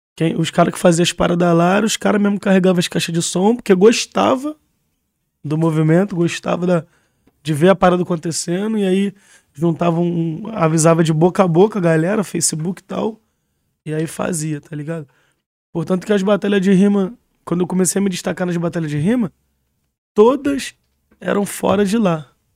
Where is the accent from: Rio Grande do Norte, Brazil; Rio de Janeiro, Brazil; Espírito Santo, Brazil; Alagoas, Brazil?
Rio de Janeiro, Brazil; eu sou nascido e criado no Vila Carioca